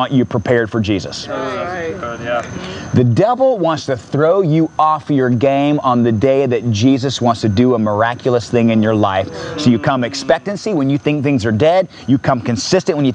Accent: Merritt Island, Florida, United States; I grew up in Merritt Island, Cocoa Beach area

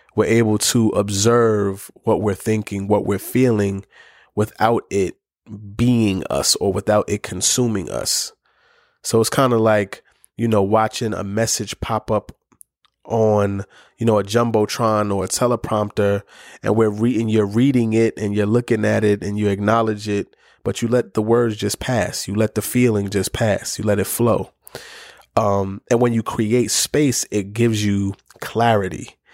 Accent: New York City, New York, United States; I'm a kid from the Bronx

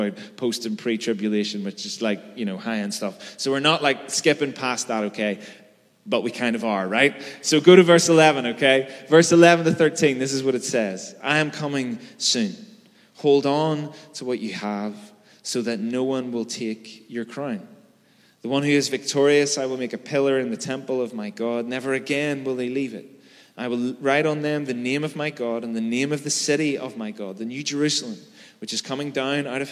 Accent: Belfast, Northern Ireland, United Kingdom; I'm from Belfast, right? I know how to navigate bomb scares and plastic bullets.

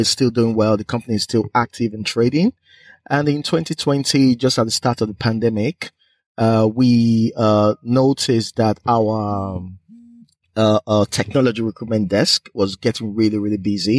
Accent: Edo, Nigeria; moved away as an adult; also born or lived in United Kingdom / Aberdeen, Scotland; I'm originally from Nigeria

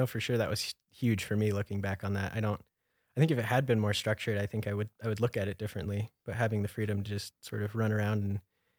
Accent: Craig, Colorado, United States; also born or lived in Grand Junction, Colorado; I grew up on the Western Slope. I lived for quite a while in Craig, Colorado, and then moved to Grand Junction, Colorado, right on the Colorado River.

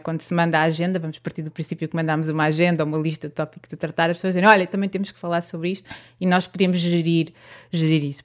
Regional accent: Santarém, Santarém District, Portugal; sou de Santarém

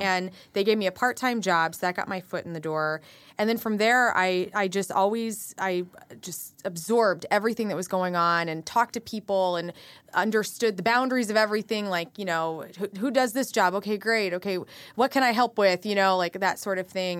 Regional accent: West Frankfort, Illinois, United States; born or raised there; also born or lived in Carbondale, Illinois; now in St. Louis, United States

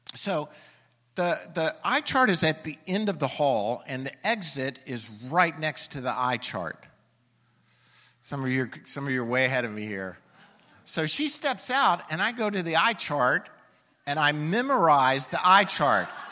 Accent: Alabama, United States; I'm from Alabama

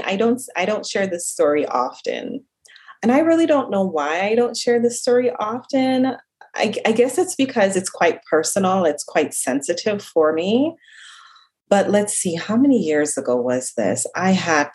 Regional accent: Jamaica; accent: slight Jamaican accent; also born or lived in South Central Florida; now in Florida, United States; I'm originally from Jamaica. So if you hear like a slight accent every now and then, that is my Jamaican

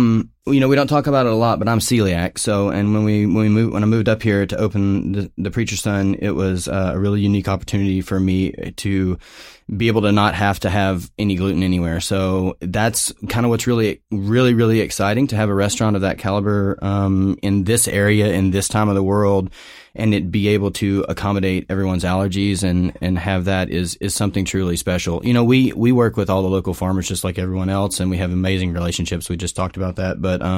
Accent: Portland, Oregon, United States; I'm from Portland, Oregon as well.

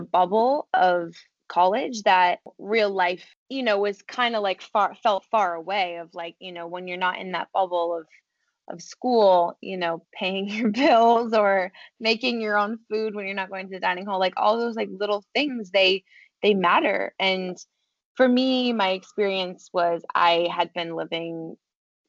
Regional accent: Vermont, United States; moved away as an adult; also born or lived in Maine / New York City; I'm originally from Vermont. So I grew up there. My family still lives there.

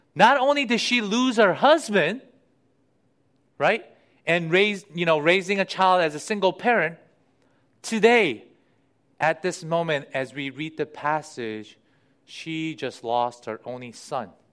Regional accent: United States; living in the US and being an American

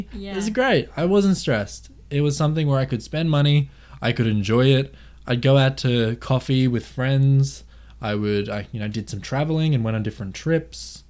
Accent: Queensland, Australia; I was born in Australia. I grew up, you know, in the suburbs in Queensland.

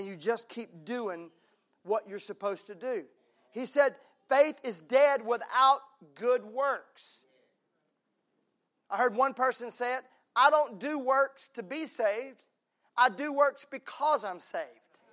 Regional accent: Mississippi, United States; now in Tennessee, United States; I'm from Mississippi.

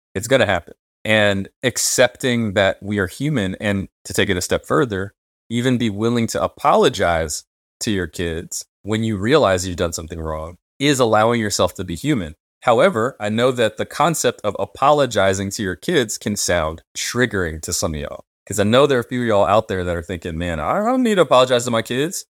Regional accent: United States; those of us who grew up as American Black people

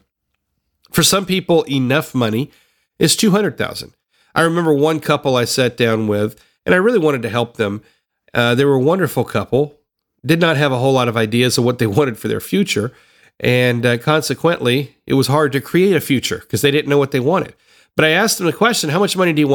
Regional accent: Tennessee, United States; I grew up in the South. I grew up in Tennessee

